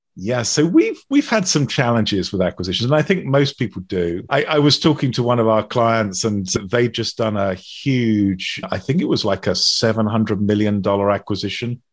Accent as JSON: {"language": "English", "country": "United Kingdom", "said": "being British"}